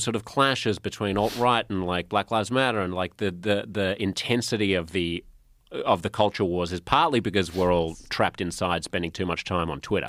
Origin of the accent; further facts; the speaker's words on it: Australia; moved away as an adult; also born or lived in United States; I'm Australian